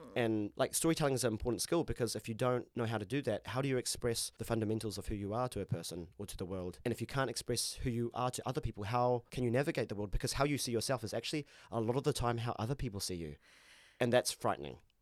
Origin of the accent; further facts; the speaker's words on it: Christchurch, Canterbury, New Zealand; I grew up in Christchurch